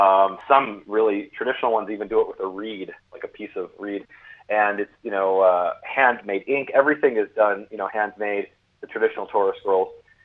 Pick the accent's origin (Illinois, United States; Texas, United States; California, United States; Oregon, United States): Illinois, United States; Chicago; moved away as an adult; also born or lived in Israel; Chicago, which happens to be where I'm from as well.